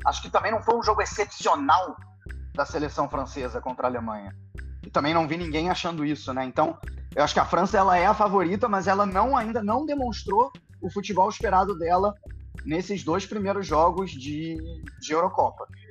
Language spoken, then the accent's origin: Portuguese; Brazil; accent: Brazilian; moved away as an adult; now in Germany; pelo meu sotaque, eu sou brasileiro